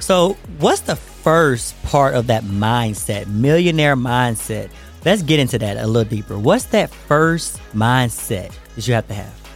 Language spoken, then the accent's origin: English; United States; now in Atlanta, United States; I'm here to, you know, my hometown